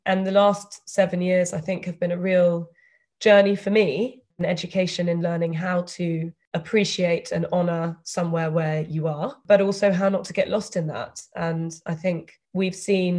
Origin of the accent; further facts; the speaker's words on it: United Kingdom; accent: British; moved away as an adult; also born or lived in London; I spent the first 22 years of my life living and studying in the UK